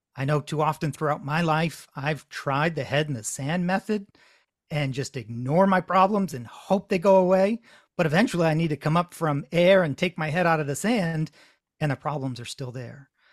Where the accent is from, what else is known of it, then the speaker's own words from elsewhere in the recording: Connecticut, United States; now in Massachusetts, United States; I'm in Massachusetts, though I grew up in Connecticut